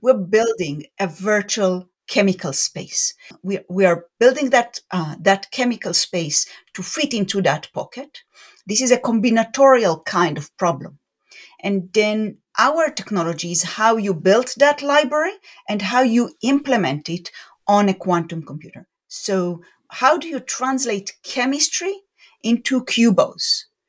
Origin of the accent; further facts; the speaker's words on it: Beersheba, Southern District, Israel; moved away as an adult; also born or lived in Jerusalem, Israel; now in Raleigh-Durham, United States; I grew up in Israel, in a city called Beersheba, which is in the south of Israel.